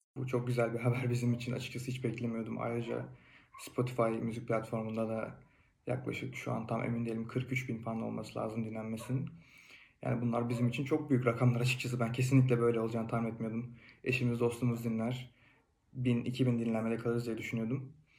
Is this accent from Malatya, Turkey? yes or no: no; Fethiye, Muğla, Turkey; moved away as an adult; now in Kütahya, Turkey